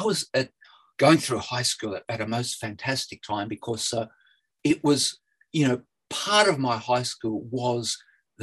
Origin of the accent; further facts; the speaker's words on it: Newcastle, New South Wales, Australia; I was brought up in Hamilton South, you know, very working class, the suburb of Newcastle